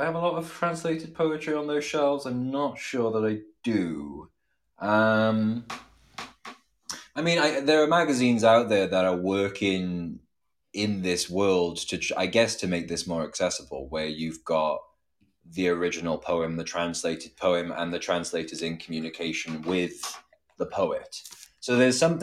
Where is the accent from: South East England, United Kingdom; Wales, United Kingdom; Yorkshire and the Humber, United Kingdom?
Wales, United Kingdom; Cardiff; moved away as an adult; now in Scotland; I grew up in Cardiff, so it's like the capital